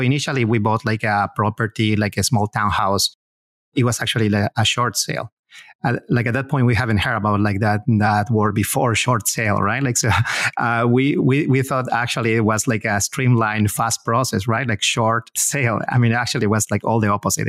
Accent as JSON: {"language": "English", "country": "Peru", "moved": "as an adult", "lives_now": "United States", "said": "My, my wife and I, we both are from Peru."}